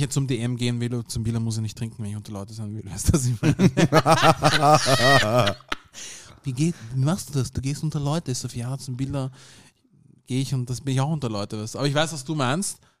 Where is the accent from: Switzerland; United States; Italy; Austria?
Austria; Vienna; Beide meine Eltern sind aus dem Sudan, aber ich bin hier in Wien geboren und aufgewachsen